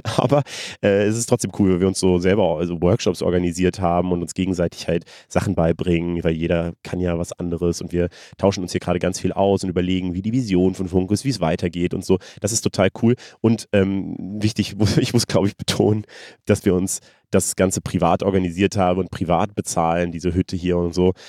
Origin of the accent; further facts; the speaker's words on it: Germany; ich komme aus Deutschland